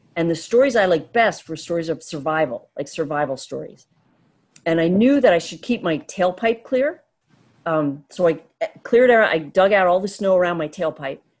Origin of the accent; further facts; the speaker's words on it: the Poconos, Pennsylvania, United States; I grew up in the Poconos